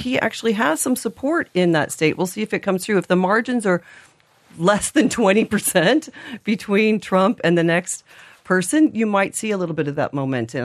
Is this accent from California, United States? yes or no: no; Indiana, United States; now in Ireland; I'm from Indiana, not Iowa, often confused